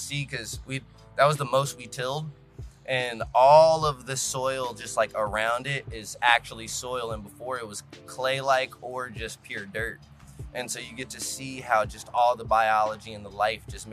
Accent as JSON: {"language": "English", "town": "Cincinnati", "region": "Ohio", "country": "United States", "said": "I am from Cincinnati, Ohio"}